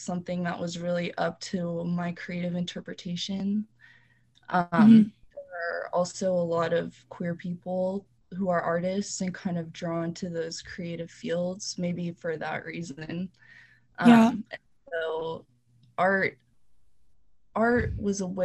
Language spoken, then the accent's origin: English; Conway, Arkansas, United States; now in Kansas City, United States; I grew up in Conway, Arkansas, which is a small, pretty southern town.